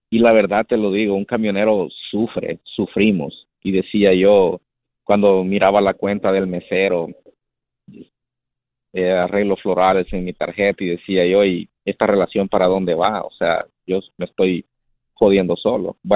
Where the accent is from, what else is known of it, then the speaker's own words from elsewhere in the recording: El Salvador; moved away as an adult; now in United States; mi casa en mi país, en El Salvador.